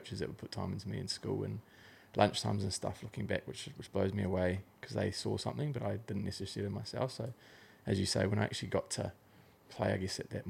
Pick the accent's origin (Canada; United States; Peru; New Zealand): New Zealand; Auckland; moved away as an adult; now in Gold Coast, Australia; I'm from South Auckland, so we semi dissociate with Aucklanders even though we pretty much are Aucklanders, but grew up in the hood more or less.